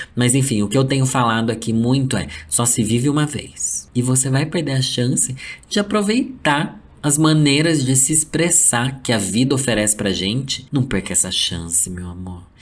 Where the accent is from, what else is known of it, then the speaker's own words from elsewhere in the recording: Brazil; sendo brasileiro